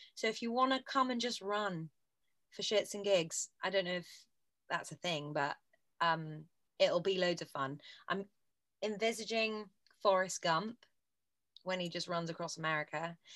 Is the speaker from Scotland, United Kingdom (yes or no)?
no; Bristol, South West England, United Kingdom; moved away as an adult; now in London, United Kingdom; we grew up together in Bristol